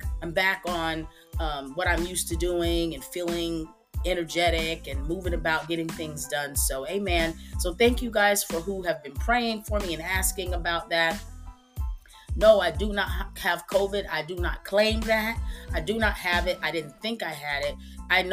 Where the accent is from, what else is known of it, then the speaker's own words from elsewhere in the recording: Texas, United States; I'm still in my city, my hometown in Texas